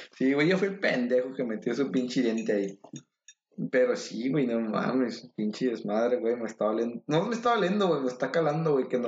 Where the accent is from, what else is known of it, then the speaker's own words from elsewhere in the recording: State of Mexico, Mexico; moved away; yo soy del Estado de México